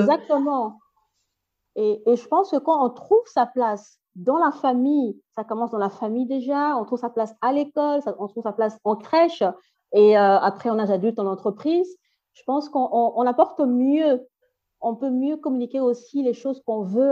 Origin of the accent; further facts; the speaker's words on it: Brussels, Brussels-Capital Region, Belgium; first language French; also born or lived in Democratic Republic of the Congo; now in Flanders, Belgium; je, suis née ici, donc j'ai grandi, mes études ont, été faites ici en Belgique, euh, à Bruxelles